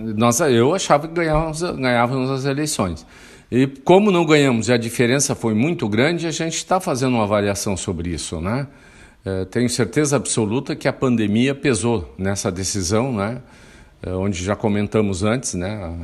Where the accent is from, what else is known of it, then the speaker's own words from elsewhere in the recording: Santo Antônio da Patrulha, Rio Grande do Sul, Brazil; a vida no campo, é, onde eu nasci